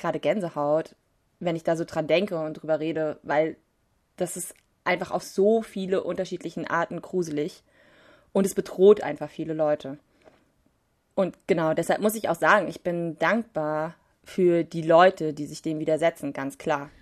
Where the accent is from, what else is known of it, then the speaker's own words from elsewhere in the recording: Leipzig, Saxony, Germany; als Leipziger wissen wir